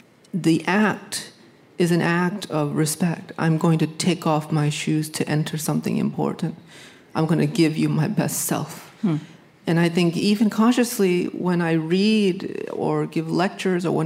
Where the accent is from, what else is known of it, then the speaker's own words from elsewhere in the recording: Hartford, Connecticut, United States; I grew up in Hartford, a predominantly black and brown neighborhood